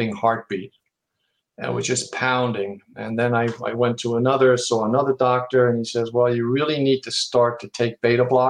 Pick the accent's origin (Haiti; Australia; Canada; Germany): Germany; now in Howell, United States; I'm originally from Germany